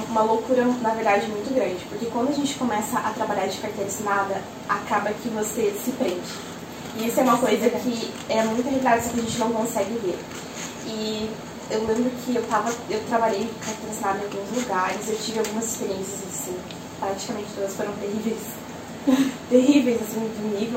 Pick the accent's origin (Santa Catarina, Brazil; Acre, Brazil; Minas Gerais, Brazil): Santa Catarina, Brazil; Joinville; also born or lived in Maringá; Sou, sou natural de Joinville, nasci aqui, morei fora, morei em Maringá de 2011 a 2012. Morei em 2013, voltei para Joinville